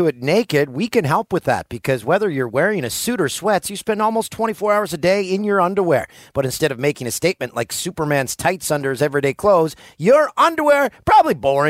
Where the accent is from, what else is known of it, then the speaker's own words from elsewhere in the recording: Peterborough, Ontario, Canada; a bar that my friends own in my hometown of Peterborough, Ontario.